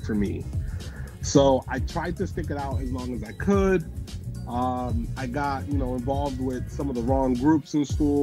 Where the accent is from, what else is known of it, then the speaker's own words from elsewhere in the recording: New Jersey, United States; now in Baltimore County, United States; growing up in South Jersey